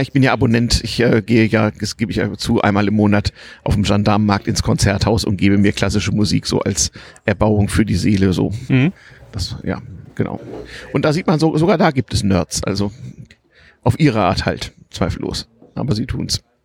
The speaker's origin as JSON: {"language": "German", "area": "Harz", "region": "Lower Saxony", "country": "Germany", "tie": "born or raised there", "said": "Ich bin nämlich im Harz aufgewachsen"}